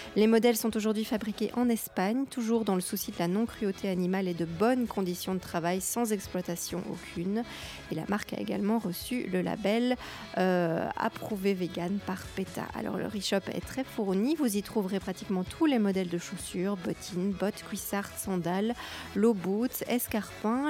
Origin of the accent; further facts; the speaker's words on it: Belgium; je suis belge avec mes parents